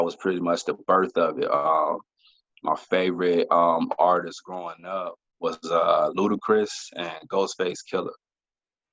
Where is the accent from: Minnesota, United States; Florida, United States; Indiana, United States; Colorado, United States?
Florida, United States; I'm from the South, I'm from Florida